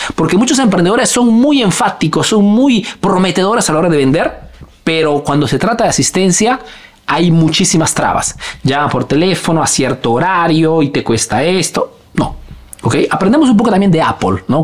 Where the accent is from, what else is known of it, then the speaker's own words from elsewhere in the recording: Peru; now in Italy; soy un emprendedor peruano